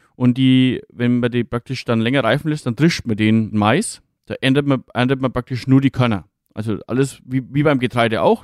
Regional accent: Franconia, Bavaria, Germany; bei uns in Franken

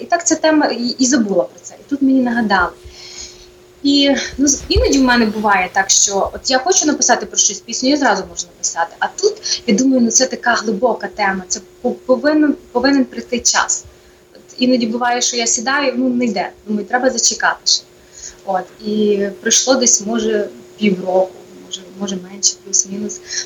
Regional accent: Ivano-Frankivsk, Ivano-Frankivsk Oblast, Ukraine; moved away as an adult; also born or lived in New York, United States / New Jersey, United States; now in Connecticut, United States; я сама родом з Івано-Франківщини

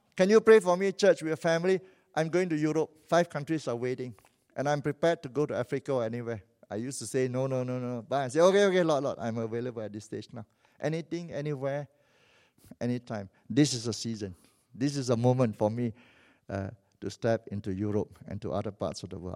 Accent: Malaysia; also born or lived in Vancouver; now in Kuala Lumpur, Malaysia; I'm a Malaysian

